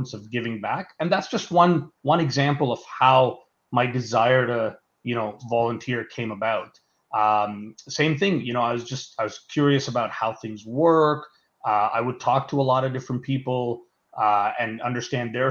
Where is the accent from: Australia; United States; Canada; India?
India; Mumbai, Maharashtra; moved away; I was born in Bombay, India. Or Mumbai now, as it's called